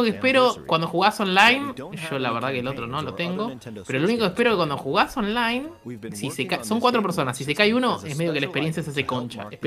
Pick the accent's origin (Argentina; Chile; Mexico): Argentina; porque somos argentinos